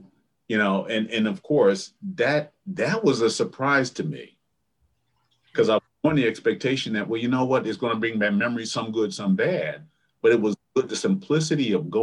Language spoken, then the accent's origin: English; Neptune, New Jersey, United States; moved away as an adult; also born or lived in Princeton, New Jersey / Milwaukee, Wisconsin; I grew up on the Jersey Shore down by Asbury Park, Neptune area